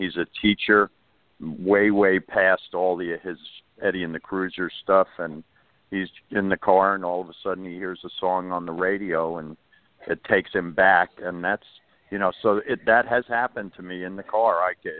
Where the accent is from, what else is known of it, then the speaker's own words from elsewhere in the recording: Long Island, New York, United States; I grew up mostly on Long Island